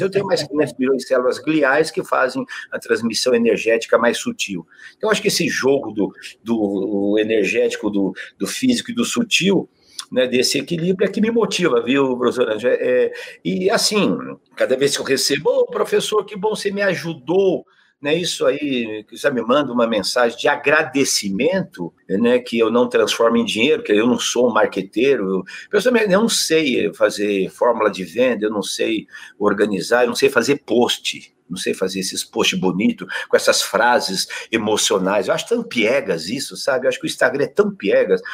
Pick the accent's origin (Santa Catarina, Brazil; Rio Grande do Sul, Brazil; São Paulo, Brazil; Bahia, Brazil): São Paulo, Brazil; Adamantina; accent: caipira; moved away; Adamantina, que eu sou caipira